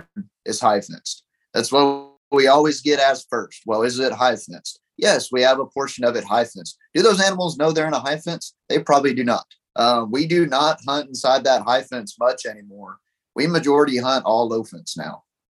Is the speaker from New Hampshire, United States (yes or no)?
no; Pipe Creek, Texas, United States; I grew up in Pipe Creek right by Bandera